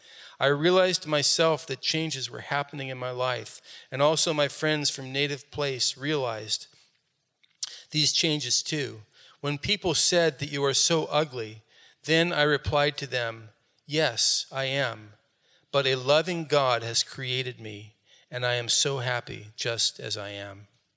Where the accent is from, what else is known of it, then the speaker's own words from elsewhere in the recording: Rakhine State, Myanmar; I came from Rakhine State and was raised by a very strong Rakhine Buddhist family.